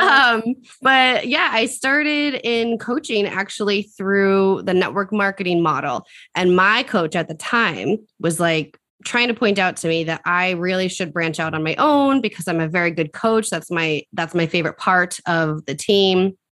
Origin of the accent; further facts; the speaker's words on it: Central Massachusetts, United States; I'm from Central Massachusetts.